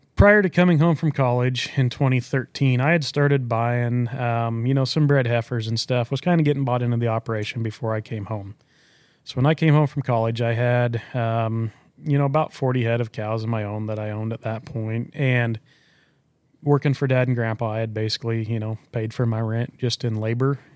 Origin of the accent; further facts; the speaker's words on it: Culbertson, Nebraska, United States; I'm from Culbertson, Nebraska, southwest corner of Nebraska, um, Hitchcock County